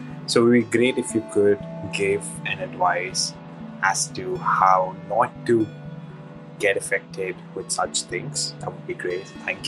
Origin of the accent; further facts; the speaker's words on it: India; English is a second language; I'm from India.